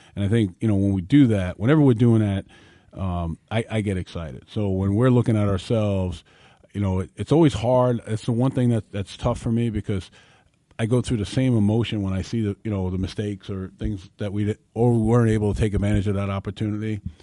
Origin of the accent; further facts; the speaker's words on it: New York, United States; growing up in New York